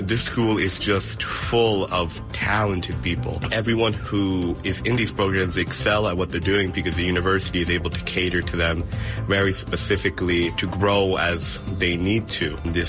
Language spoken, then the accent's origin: English; Langley Park, Maryland, United States; from Langley Park, Maryland, and I'm a freshman studying theology.